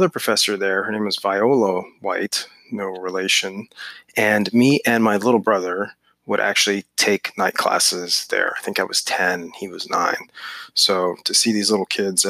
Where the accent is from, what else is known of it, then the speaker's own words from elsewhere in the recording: Northern Virginia, United States; I grew up in Northern Virginia